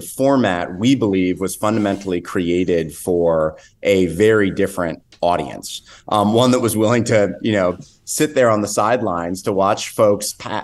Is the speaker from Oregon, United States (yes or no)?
no; Northern California, United States; I grew up in Northern California